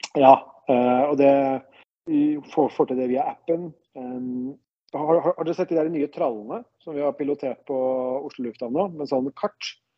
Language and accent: Norwegian; Denmark; now in Norway; jeg er jo dansk